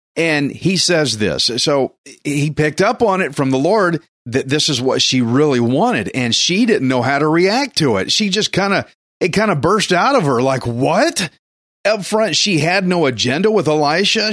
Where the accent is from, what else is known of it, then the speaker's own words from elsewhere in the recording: Texas, United States; I'm Texan redneck